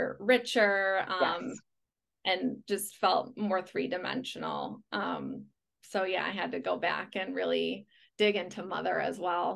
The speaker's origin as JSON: {"language": "English", "town": "Chicago", "region": "Illinois", "country": "United States", "said": "And it's not because I'm from Chicago. I'm from a pretty practical family."}